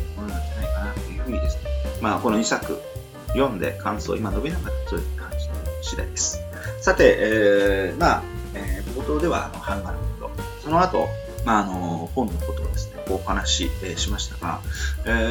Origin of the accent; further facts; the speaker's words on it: Nichinan, Miyazaki, Japan; 宮崎県の県南地域の小さなところのね、まあ、帯というところのですね、えー、出身なんですけど